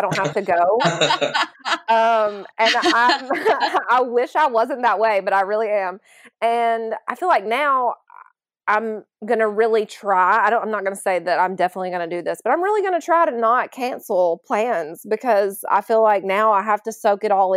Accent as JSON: {"language": "English", "region": "Alabama", "country": "United States", "moved": "yes", "said": "I'm from Alabama"}